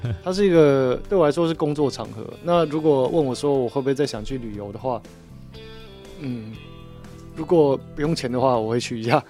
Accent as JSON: {"language": "Chinese", "country": "Taiwan", "said": "我们台湾人"}